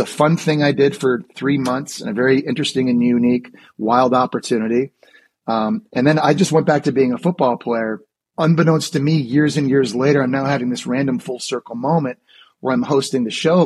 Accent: Ottawa, Ontario, Canada; moved away as an adult; also born or lived in Florida / New York City; growing up in Ottawa, Canada

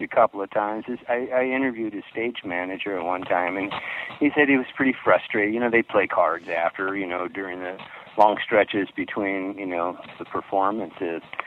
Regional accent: Palm Springs, California, United States; I grew up in Palm Springs area in California

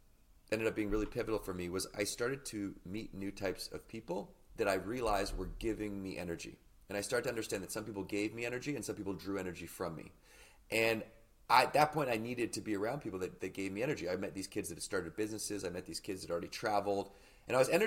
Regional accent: Victoria, British Columbia, Canada; So I grew up in Victoria, British Columbia, which as a Canadian, you know, is just off the coast of Vancouver.

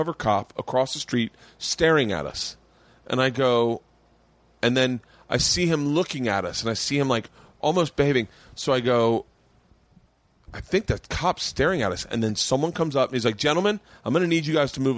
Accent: the South, United States; moved away; I grew up in the South.

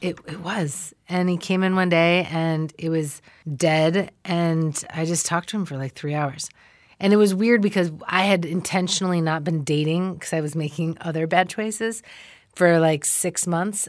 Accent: Ann Arbor, Michigan, United States; I'm from Ann Arbor, Michigan

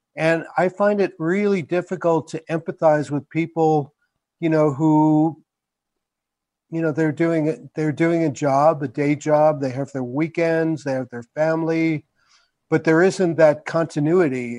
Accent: New York, United States; born or raised there; now in New Mexico, United States

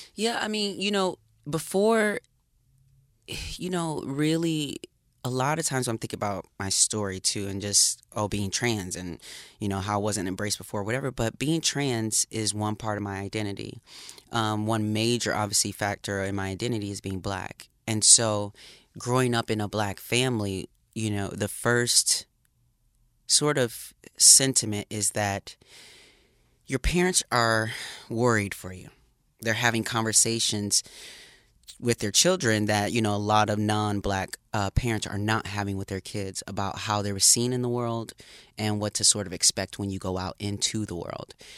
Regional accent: Racine, Wisconsin, United States; I grew up in a small town in Wisconsin, Racine, Wisconsin

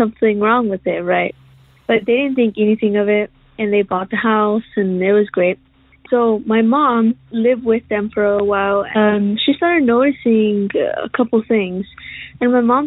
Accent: Roswell, New Mexico, United States; I am from Roswell, New Mexico

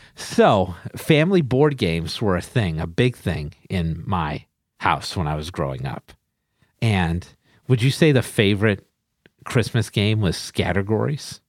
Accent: New Bedford, Massachusetts, United States; New Bedford, Massachusetts, my hometown

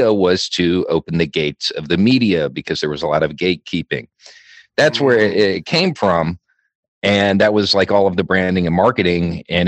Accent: Alabama, United States; is Lower Alabama, if you've never been here.

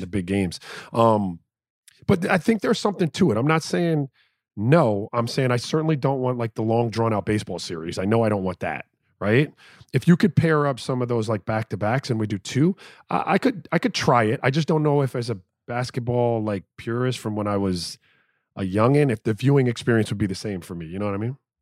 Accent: Miami, Florida, United States; I'm from Miami

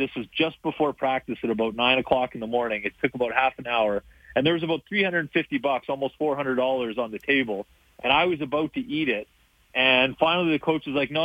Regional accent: Winnipeg, Manitoba, Canada; I worked at the local River Heights in my neighborhood growing up in Winnipeg, River Heights Arena

